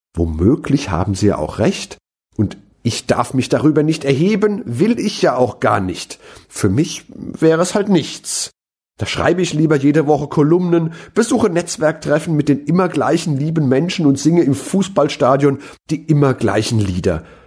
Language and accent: German; Mainz, Rhineland-Palatinate, Germany; meine Heimatstadt Mainz